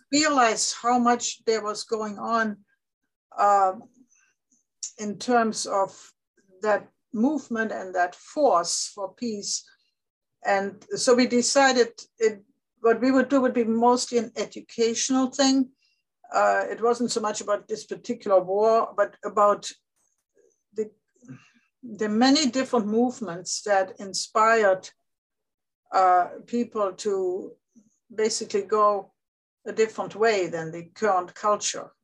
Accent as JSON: {"language": "English", "country": "Germany", "tie": "born or raised there", "moved": "yes", "said": "growing up in Germany"}